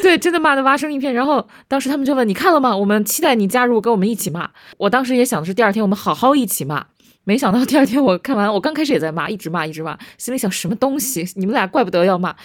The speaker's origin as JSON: {"language": "Chinese", "region": "Beijing", "country": "China", "also_born_or_lived": "Philadelphia", "said": "我作为一个北京人，我先，我先，我先说我是北京人"}